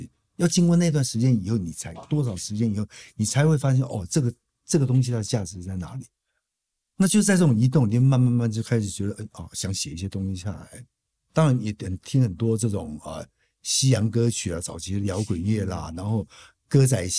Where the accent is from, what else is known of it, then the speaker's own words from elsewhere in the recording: Taipei, Taiwan; also born or lived in Yilan / Kaohsiung / Taichung; 所以我在台北出生。三岁我们搬到宜兰去，然后五岁半的时候搬回台北。